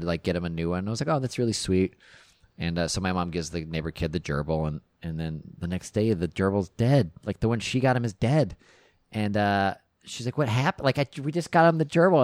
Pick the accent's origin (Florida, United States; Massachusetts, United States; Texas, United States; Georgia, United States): Texas, United States; we had a neighbor growing up in Texas